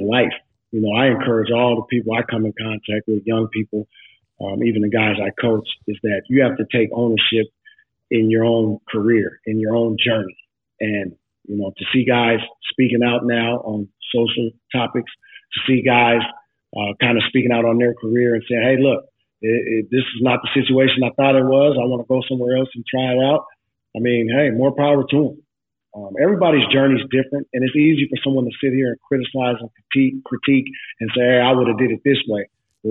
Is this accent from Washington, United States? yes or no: yes; Seattle, Washington, United States; I'm from Seattle, diehard Seattle Sonics fans